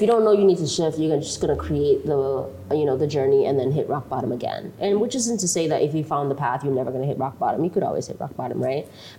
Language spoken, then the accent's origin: English; Eldama Ravine, Baringo County, Kenya; born there; I was born in El Dama Ravine. Nobody knows where that is, right?